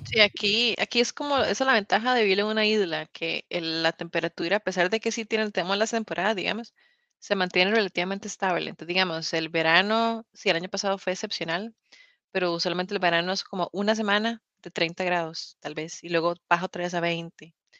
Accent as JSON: {"language": "Spanish", "country": "Costa Rica", "moved": "yes", "lives_now": "United Kingdom", "said": "yo soy tica"}